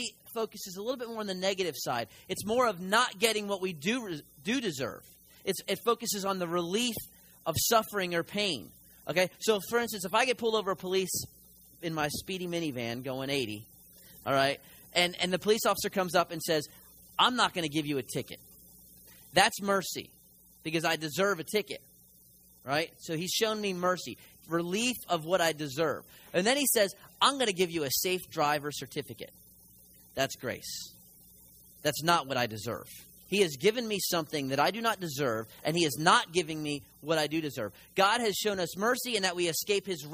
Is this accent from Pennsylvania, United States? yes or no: yes; Philadelphia, Pennsylvania, United States; moved away; I'm from the north, I'm a Yankee, and so I'm from Philly